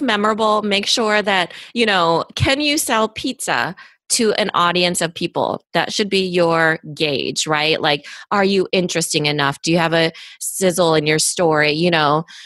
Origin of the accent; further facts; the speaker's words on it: Iowa, United States; I'm from Iowa, small town person, immigrant